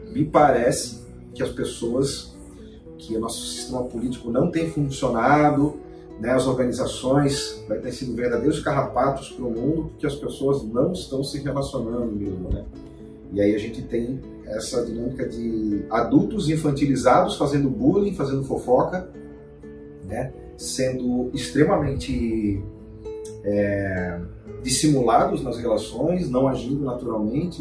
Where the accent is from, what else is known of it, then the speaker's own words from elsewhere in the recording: Florianópolis, Santa Catarina, Brazil; eu sou manezinho aqui da ilha